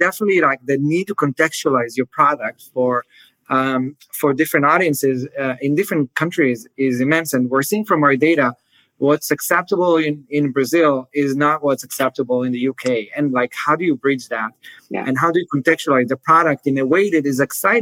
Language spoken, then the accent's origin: English; Israel; also born or lived in Ireland; I come from Israel where the Mediterranean diet is so big.